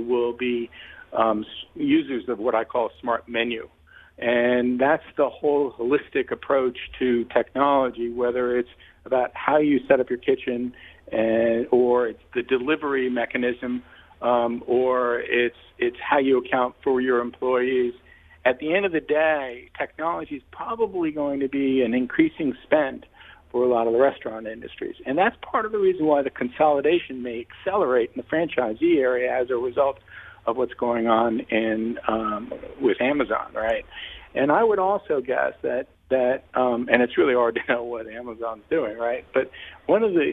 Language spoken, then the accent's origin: English; New York, United States; I'm a New Yorker